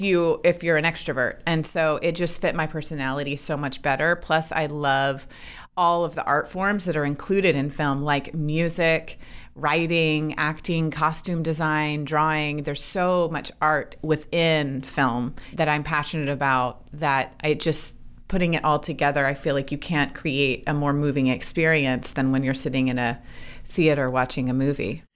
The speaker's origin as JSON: {"language": "English", "town": "Little Rock", "region": "Arkansas", "country": "United States", "tie": "born or raised there", "moved": "yes", "said": "growing up in Arkansas"}